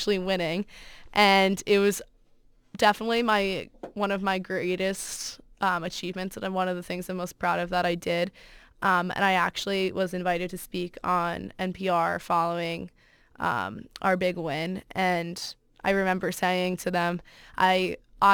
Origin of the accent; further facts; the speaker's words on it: Fairfield, Connecticut, United States; I'm from Fairfield, Connecticut